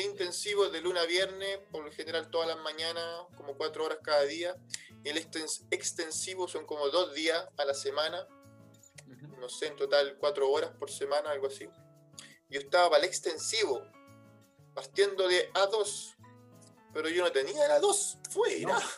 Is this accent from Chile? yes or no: yes; Chile; moved away as an adult; now in France